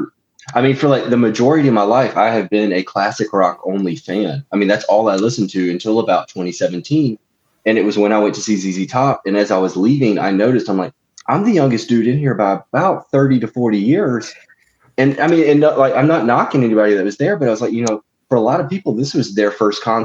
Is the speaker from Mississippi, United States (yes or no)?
yes; Mississippi, United States; I grew up in Mississippi